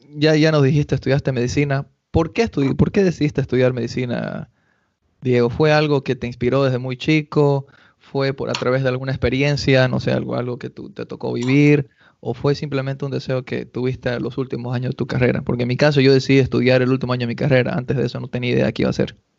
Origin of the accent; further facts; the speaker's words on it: Cochabamba, Bolivia; also born or lived in Argentina; now in United States; fue el primer campeonato que participé en mi vida en el club municipal en Cochabamba